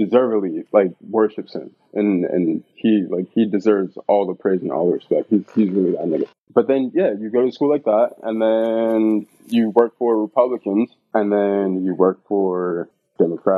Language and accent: English; New York City, New York, United States; I grew up in East New York